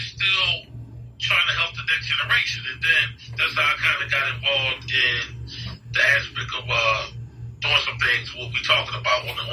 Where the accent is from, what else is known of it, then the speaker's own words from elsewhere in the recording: Philadelphia, Pennsylvania, United States; I'm from North Philadelphia, where there's a lot of ball players